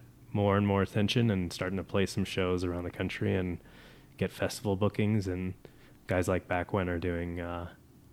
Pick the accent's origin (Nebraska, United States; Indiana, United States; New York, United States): Indiana, United States; born or raised there